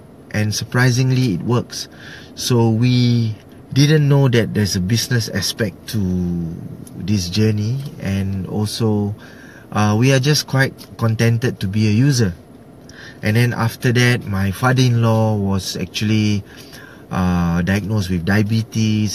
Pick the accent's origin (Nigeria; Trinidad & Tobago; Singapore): Singapore; I'm from Singapore